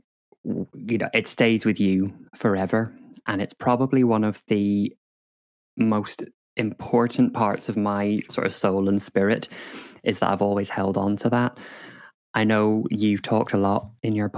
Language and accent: English; Northern Ireland, United Kingdom; I grew up in Northern Ireland